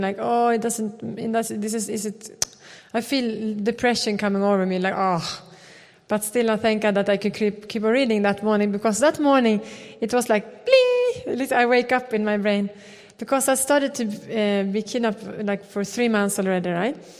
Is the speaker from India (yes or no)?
no; Sweden; We come from Sweden